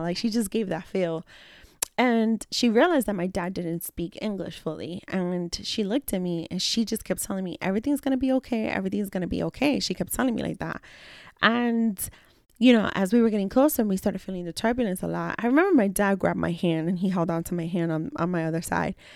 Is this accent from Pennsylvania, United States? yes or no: no; New York City, New York, United States; I am a girl from the Bronx.